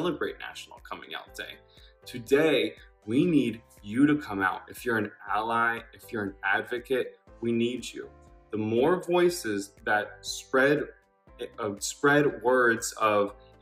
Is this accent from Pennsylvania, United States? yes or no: no; South Carolina, United States; moved away; I'm originally from South Carolina